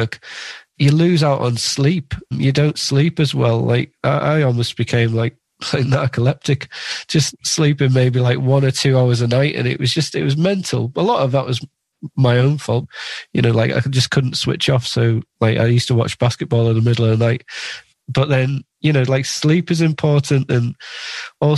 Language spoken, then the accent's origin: English; Carlisle, North West England, United Kingdom; also born or lived in Lake District; So I grew up in the Lake District and in Carlisle